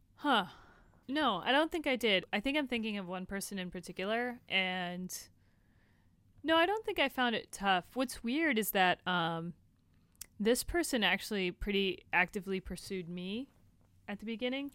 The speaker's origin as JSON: {"language": "English", "town": "Tampa", "region": "Florida", "country": "United States", "tie": "born or raised there", "also_born_or_lived": "Tallahassee, Florida", "moved": "as an adult", "lives_now": "Los Angeles, United States", "said": "I was born there, I was raised there"}